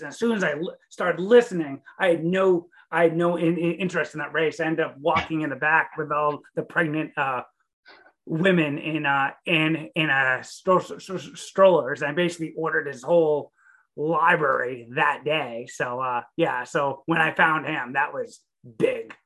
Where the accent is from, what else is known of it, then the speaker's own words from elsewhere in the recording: Maine, United States; also born or lived in Staten Island, New York; I'm a New Englander. I was raised in Maine, so about as far away from California as you can get